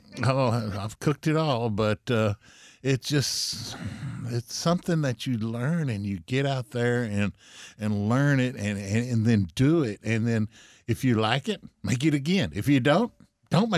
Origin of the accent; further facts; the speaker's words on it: Central Texas, United States; I was raised here in Texas all my life, in Central Texas.